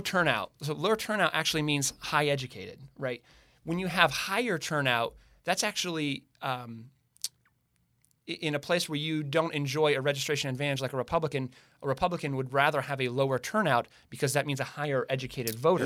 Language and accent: English; Girard, Pennsylvania, United States; also born or lived in Springfield Township, Pennsylvania; I grew up out in West County. I actually went to Northwestern High School, uh, out that way. Lived, grew up in Springfield and Gerard